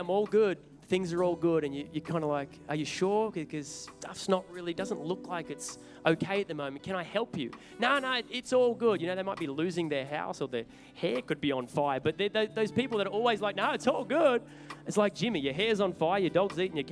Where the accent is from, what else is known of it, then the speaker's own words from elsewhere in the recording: Sydney, New South Wales, Australia; also born or lived in Newcastle; I was originally from Sydney and my dad was a pastor